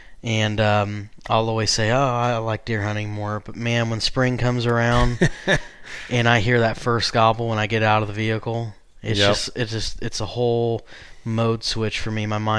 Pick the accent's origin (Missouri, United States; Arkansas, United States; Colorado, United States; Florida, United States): Missouri, United States; because I mentioned I grew up in Missouri.